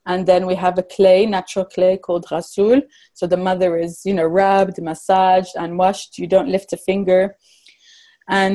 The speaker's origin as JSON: {"language": "English", "country": "Morocco", "tie": "born or raised there", "also_born_or_lived": "England", "said": "growing up in Morocco"}